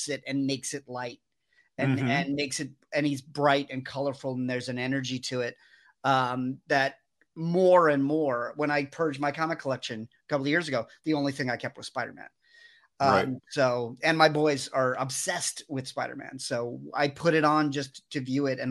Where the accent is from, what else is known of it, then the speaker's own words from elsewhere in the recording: New York City, New York, United States; moved away; also born or lived in Astoria, Queens; I'm originally from Queens. I'm from Rockaway Beach and lived in Astoria for a long time